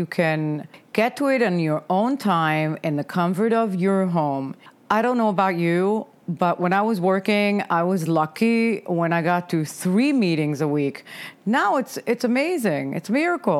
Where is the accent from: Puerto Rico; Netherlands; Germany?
Germany; now in United States; I am originally from Germany. I moved here 30 years ago